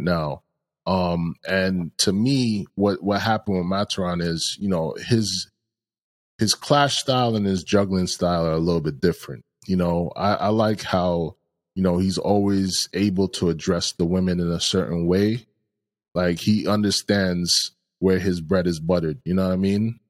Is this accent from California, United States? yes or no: no; New York, United States; growing up in New York